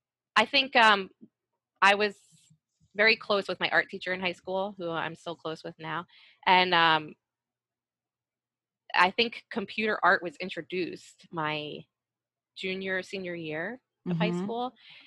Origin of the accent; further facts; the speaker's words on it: West Chester, Pennsylvania, United States; moved away as an adult; also born or lived in New York; So Westchester, it's a suburb outside of Philly.